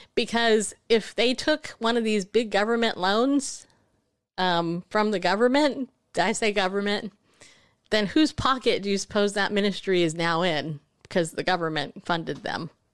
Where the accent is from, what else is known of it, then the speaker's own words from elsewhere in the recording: Southern California, United States; I grew up in Southern California